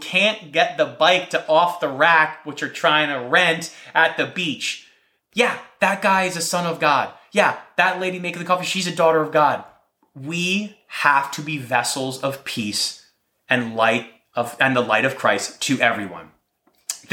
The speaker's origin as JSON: {"language": "English", "region": "New Jersey", "country": "United States", "said": "I'm from New Jersey"}